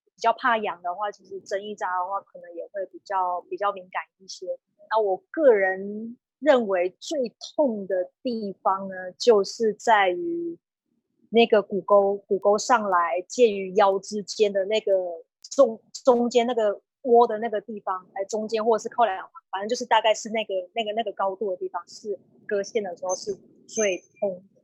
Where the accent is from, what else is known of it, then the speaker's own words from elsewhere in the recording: Nantou County, Taiwan; 今年是三十二岁，我是南投人